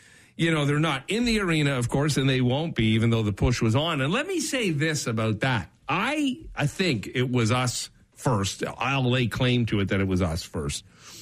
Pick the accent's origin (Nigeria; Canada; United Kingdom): Canada; Brampton, Ontario; the mayor of Brampton, my hometown.